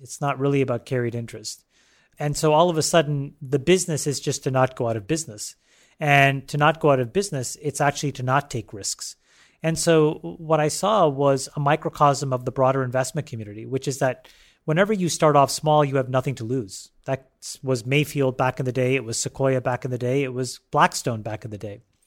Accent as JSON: {"language": "English", "country": "Canada", "tie": "born or raised there", "also_born_or_lived": "Sri Lanka"}